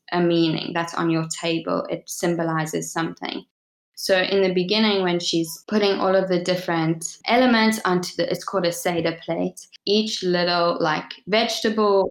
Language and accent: English; South Africa; I was born in South Africa, raised in South Africa.